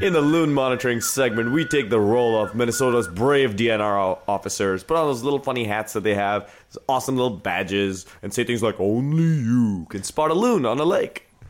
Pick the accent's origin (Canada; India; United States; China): India; But I'm Indian. I got the Indian head bobble